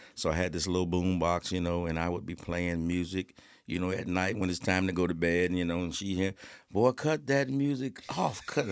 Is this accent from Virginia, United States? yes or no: yes; Suffolk, Virginia, United States; I'm from Suffolk, Virginia